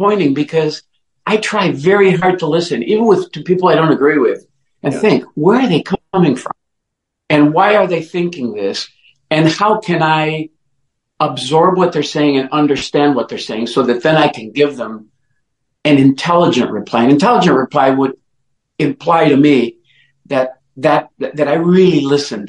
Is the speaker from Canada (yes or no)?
no; Oaxaca, Mexico; also born or lived in Mexico City; now in Detroit, United States; I was born in Mexico, in the southwest part of Mexico, in a state called Oaxaca